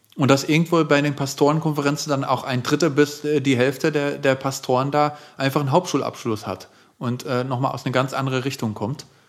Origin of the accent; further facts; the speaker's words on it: Netherlands; German is a second language; moved away as an adult; now in Germany; in meiner eigenen Heimatstadt in den Niederlanden